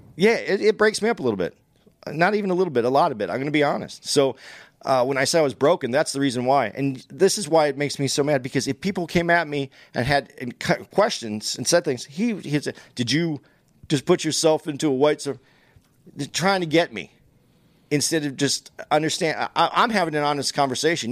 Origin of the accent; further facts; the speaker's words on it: United States; I'm an American. I was born here. I've taken benefits from here. I rooted here.